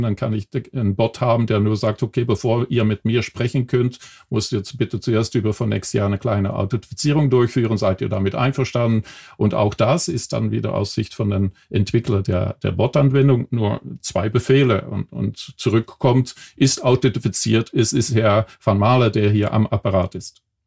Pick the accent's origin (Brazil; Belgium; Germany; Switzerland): Belgium; accent: Belgian; German is a second language; moved away; ich bin eigentlich Belgier vom äh, Geburt her. Äh, nach 30 Jahren habe ich meinen Akzent immer noch nicht